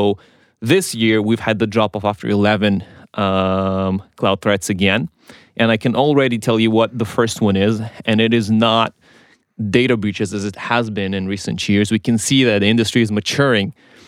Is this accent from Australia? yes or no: no; Israel; I was raised on technology in Israel